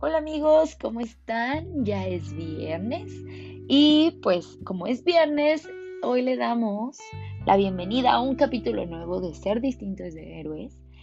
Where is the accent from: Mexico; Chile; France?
Mexico; como buen mexicano